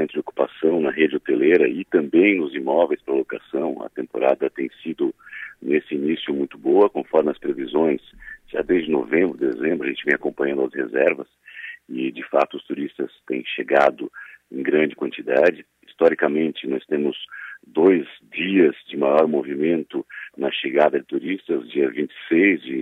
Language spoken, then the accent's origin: Portuguese; Criciúma, Santa Catarina, Brazil; born or raised there; now in Florianópolis, Brazil